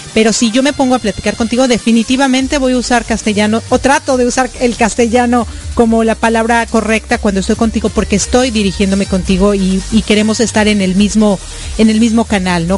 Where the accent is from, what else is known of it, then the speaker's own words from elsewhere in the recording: Mexico; now in United States; soy mexicana y también vivo en los Estados Unidos